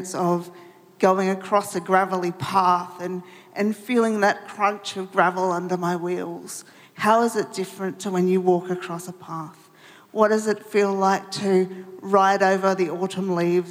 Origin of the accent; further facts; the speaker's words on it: Melbourne, Victoria, Australia; I'm from Melbourne